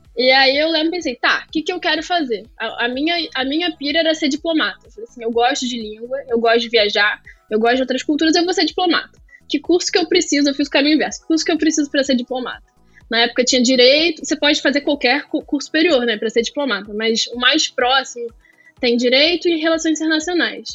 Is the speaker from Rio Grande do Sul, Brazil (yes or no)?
no; Rio de Janeiro, Brazil; Sou nascida e criada no Rio